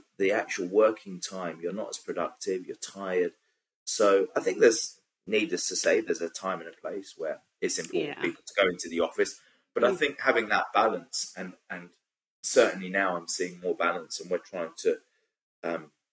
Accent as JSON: {"language": "English", "region": "London", "country": "United Kingdom", "tie": "born or raised there", "said": "I grew up in Southeast London"}